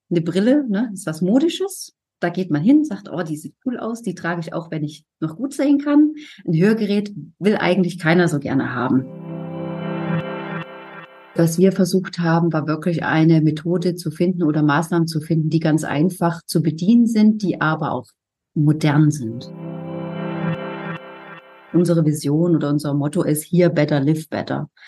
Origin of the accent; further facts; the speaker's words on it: Thuringia, Germany; now in Hamburg, Germany; Gut, ich komme ja nicht äh, ursprünglich aus Hamburg, ich